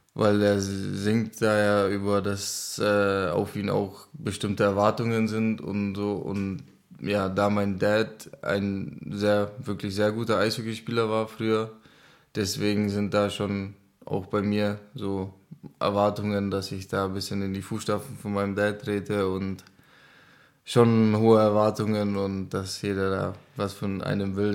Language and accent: German; Šumperk, Olomouc Region, Czechia; German is a second language; also born or lived in Zábřeh, Czech Republic; now in Selb, Germany; Ich bin geboren in Sabrek